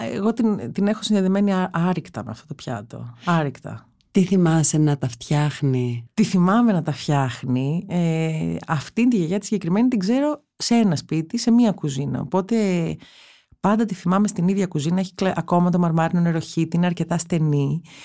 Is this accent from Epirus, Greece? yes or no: no; Athens, Attica, Greece; όλα τα παιδικά μου χρόνια ήταν στην Κυψέλη